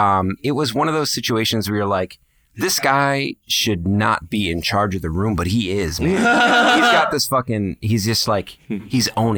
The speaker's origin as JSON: {"language": "English", "area": "outside of Buffalo", "region": "New York", "country": "United States", "tie": "born or raised there", "moved": "yes", "lives_now": "Cape Coral, United States", "said": "I grew up outside of Buffalo"}